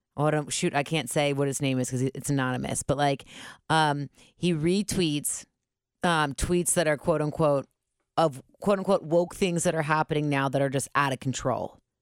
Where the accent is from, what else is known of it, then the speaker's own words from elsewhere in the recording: Cincinnati, Ohio, United States; My family come, we're originally from the West Side.